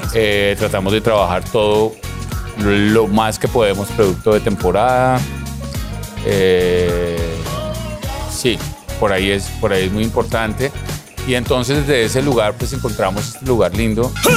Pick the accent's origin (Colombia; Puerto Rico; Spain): Colombia; moved away as an adult; also born or lived in Europe; now in Barranquilla, Colombia; viví la, la, migración igual cuando me fui de Colombia con 21 añitos a Europa. Eh, y volví ya como con 36 a Colombia de nuevo